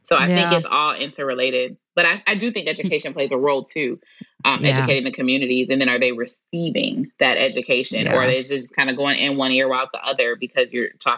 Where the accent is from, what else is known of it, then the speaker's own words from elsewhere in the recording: Detroit, Michigan, United States; now in Houston, United States; I'm 33 years old and I'm from Detroit. So it was a part of our educational curriculum